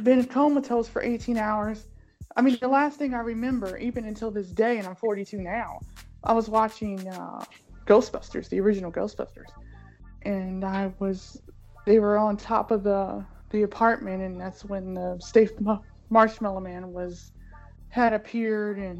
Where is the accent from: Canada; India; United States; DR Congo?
United States; Cleveland, Ohio; I was born in Cleveland, Ohio, 42 years ago